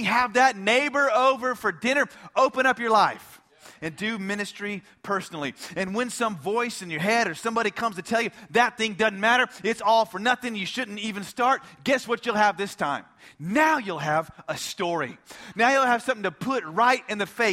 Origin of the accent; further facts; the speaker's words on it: United States; as an American